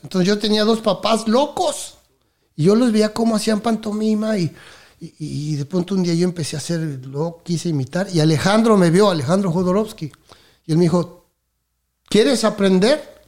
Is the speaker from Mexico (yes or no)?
yes; Mexico City, Mexico; moved away as an adult; also born or lived in Miami, United States; soy de México, nací en la Ciudad de México, en el Distrito Federal.